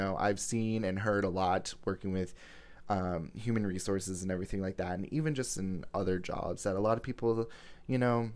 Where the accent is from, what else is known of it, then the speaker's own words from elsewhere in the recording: Fort Lauderdale, Florida, United States; I was born in the Sunshine State of Florida in Fort Lauderdale